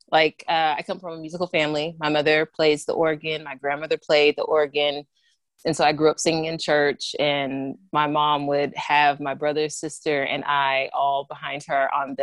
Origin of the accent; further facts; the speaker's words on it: Fort Worth, Texas, United States; now in Los Angeles, United States; I'm from Fort Worth, Texas, which is close to Dallas.